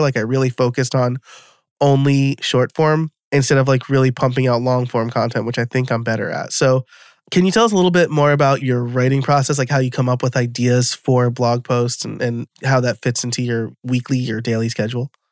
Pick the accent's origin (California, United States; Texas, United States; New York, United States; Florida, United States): New York, United States; now in West Chester, United States; I live in Westchester, Pennsylvania now, so I'm from New York originally